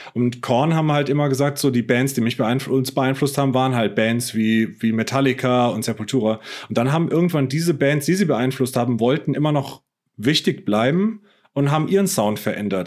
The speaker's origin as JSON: {"language": "German", "town": "Heppenheim", "region": "Hesse", "country": "Germany", "said": "in Heppenheim, wo ich herkomme aus dem Ort"}